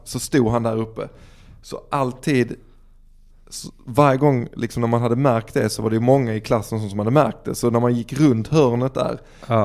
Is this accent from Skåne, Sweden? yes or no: yes; Dalby, Skåne, Sweden; Vi växte upp i Dalby